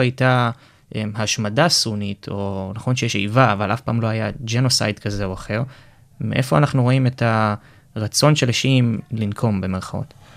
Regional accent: Israel

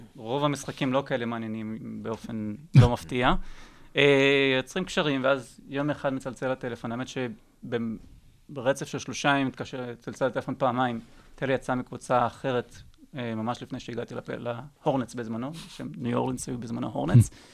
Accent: Israel; אני ישראלי

